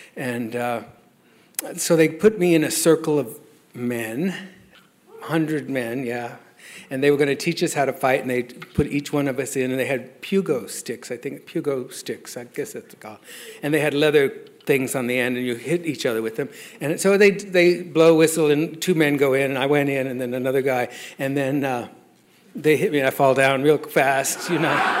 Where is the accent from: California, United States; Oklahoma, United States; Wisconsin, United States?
Oklahoma, United States; Lawton; also born or lived in Denver, Colorado; I was born in Denver, but I was raised in um, Lawton, Fort Sill, Oklahoma